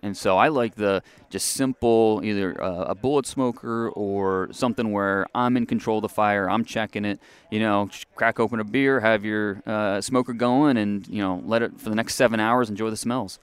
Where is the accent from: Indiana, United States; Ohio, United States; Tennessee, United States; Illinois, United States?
Ohio, United States; moved away; also born or lived in Texas; I grew up in Ohio